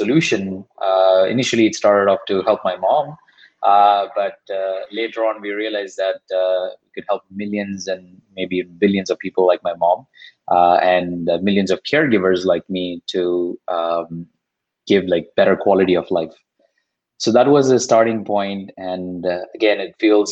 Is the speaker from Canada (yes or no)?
no; Chennai, Tamil Nadu, India; first language Tamil; English is a second language; moved away as an adult; now in United States; I'm from Chennai. I spent pretty much all my life in Chennai before coming here